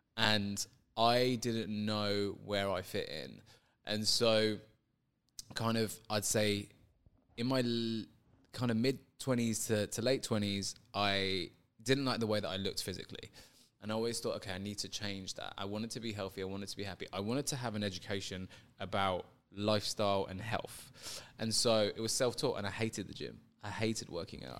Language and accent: English; London, United Kingdom; I grew up in London